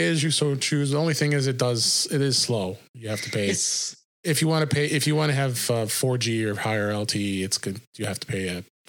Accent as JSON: {"language": "English", "region": "Illinois", "country": "United States", "said": "my home state of Illinois"}